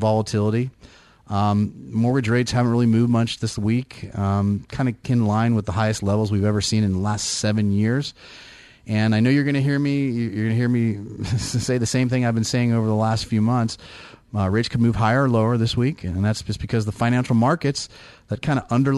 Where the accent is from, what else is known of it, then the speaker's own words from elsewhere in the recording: Bay Area, California, United States; moved away; I'm from the Bay Area